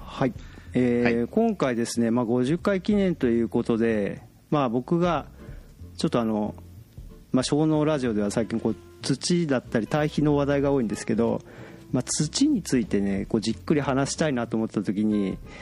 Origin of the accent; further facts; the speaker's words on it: Akita, Japan; moved away; 僕、あの、出身秋田なんですよ。